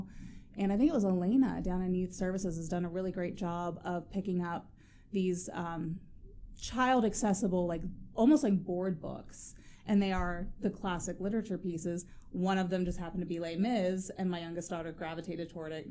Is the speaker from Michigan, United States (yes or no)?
no; Amanda, Ohio, United States; now in Zanesville, United States; Originally, I'm from Amanda Clear Creek, which is a very small town outside of Lancaster. No one knows where that is. I grew up in the middle of 100 acres of corn